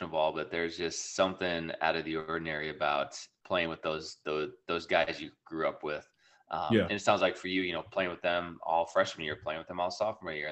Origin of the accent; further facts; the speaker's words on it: Ackley, Iowa, United States; growing up in Ackley, Iowa